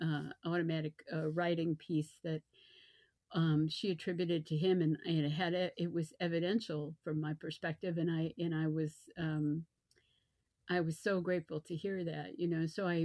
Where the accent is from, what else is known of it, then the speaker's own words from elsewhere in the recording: the North, United States; also born or lived in Virginia Beach; now in North Carolina, United States; that I was from the North